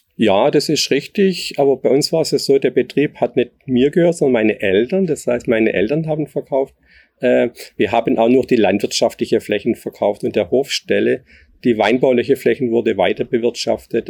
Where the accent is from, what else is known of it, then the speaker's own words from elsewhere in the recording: Neckarwestheim, Baden-Württemberg, Germany; ich komme hier aus dem Ort, also hier aus Neckar-Westheim. Äh, wir hatten zu Hause einen landwirtschaftlichen Gemischbetrieb